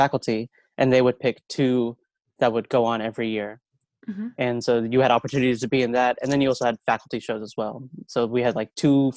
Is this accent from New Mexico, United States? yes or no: no; Rock Hill, South Carolina, United States; there is a school in my hometown.